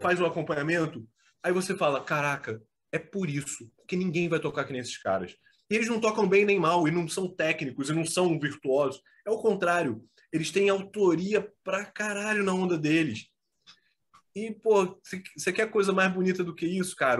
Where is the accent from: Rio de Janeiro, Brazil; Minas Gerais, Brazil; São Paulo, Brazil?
Rio de Janeiro, Brazil; moved away as an adult; also born or lived in Petrópolis; eu saí do Rio de Janeiro, eu morei 20 anos no Rio.